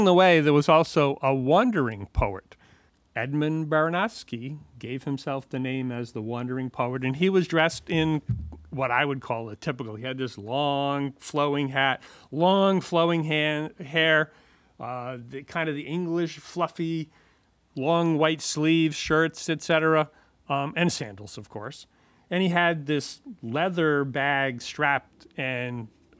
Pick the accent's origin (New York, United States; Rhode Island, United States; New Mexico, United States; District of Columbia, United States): Rhode Island, United States; Pawtucket; also born or lived in Providence, Rhode Island; I grew up in Pawtucket.